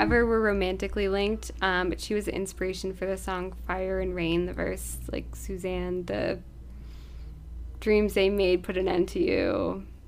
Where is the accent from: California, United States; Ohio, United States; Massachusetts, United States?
Massachusetts, United States; we're from Massachusetts